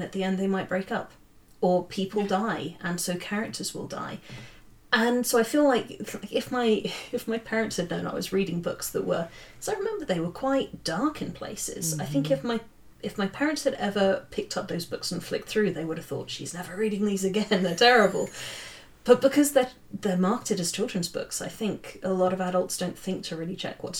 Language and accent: English; near Watership Down, South East England, United Kingdom; moved away; also born or lived in Cambridge; it was written 10 minutes away from my hometown